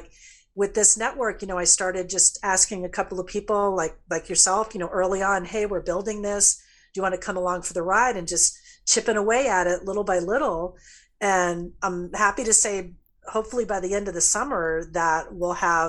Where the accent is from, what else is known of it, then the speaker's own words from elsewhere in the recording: Florida, United States; my home state of Florida